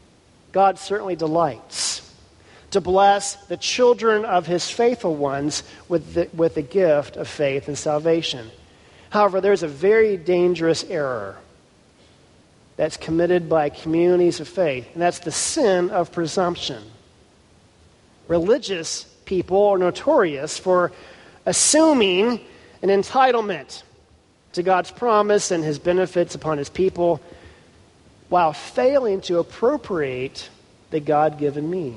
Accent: Houston, Texas, United States; Houston, my hometown

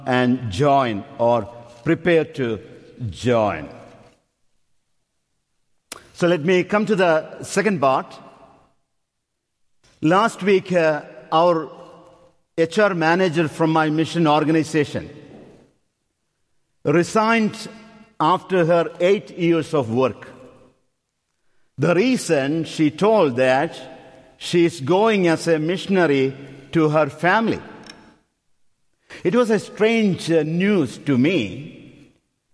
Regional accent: India; moved away as an adult; also born or lived in Upper Darby; now in United States; We are from India

